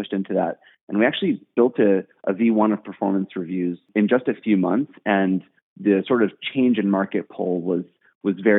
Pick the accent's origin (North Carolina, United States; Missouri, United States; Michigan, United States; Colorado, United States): Missouri, United States; St. Louis; moved away as an adult; also born or lived in New York; now in San Francisco, United States; I'm originally from St. Louis, actually. And I spent my first 18 years of life in St. Louis